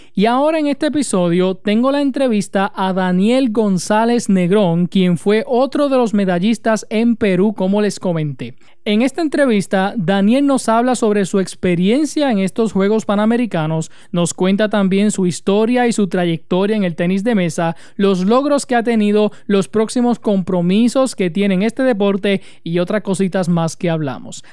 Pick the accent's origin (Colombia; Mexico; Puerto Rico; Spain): Puerto Rico; Utuado